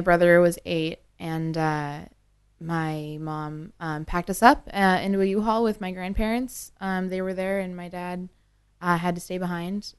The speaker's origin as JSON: {"language": "English", "region": "Northern Ontario", "country": "Canada", "tie": "born or raised there", "moved": "yes", "said": "I was born and raised in Northern Ontario"}